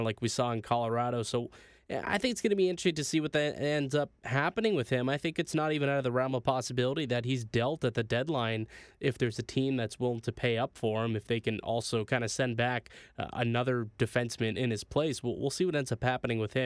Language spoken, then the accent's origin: English; Niagara, Ontario, Canada; I'm also from Niagara